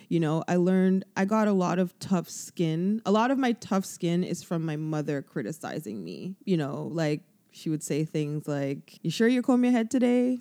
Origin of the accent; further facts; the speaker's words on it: Toronto, Ontario, Canada; I've lived in Toronto all my life